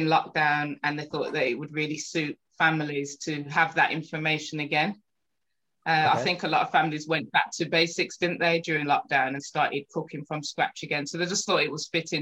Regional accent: Birmingham, West Midlands, United Kingdom; also born or lived in Small Heath, Birmingham / Rubery; I was brought up in Handsworth and Lee Bank

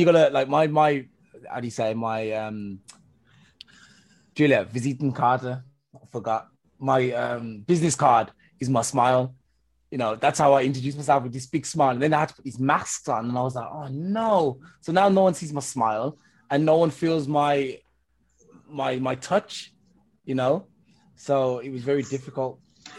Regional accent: England, United Kingdom; I'm from England, as you probably can, you know, judge from my accent.

